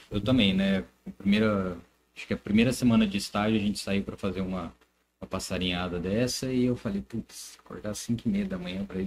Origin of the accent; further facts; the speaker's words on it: Americana, São Paulo, Brazil; tem gente de Americana, eu sou de Americana, tá.